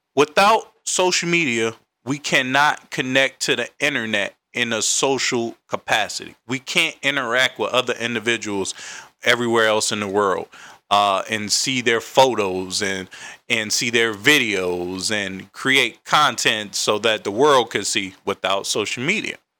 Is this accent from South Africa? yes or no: no; Raleigh, North Carolina, United States; now in Washington, D.C., United States; I'm from Raleigh, North Carolina